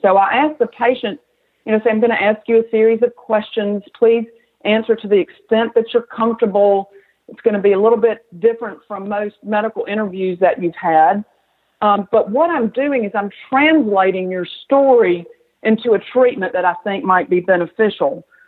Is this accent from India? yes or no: no; the South, United States; accent: southern; also born or lived in Atlanta; as you might can tell from my accent, I'm a southern girl